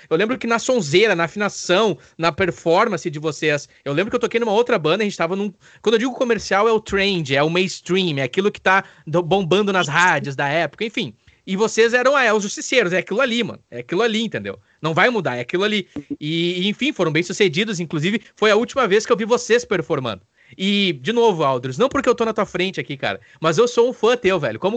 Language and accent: Portuguese; Araricá, Rio Grande do Sul, Brazil; Eu sou de Araricá, só um adendo aqui.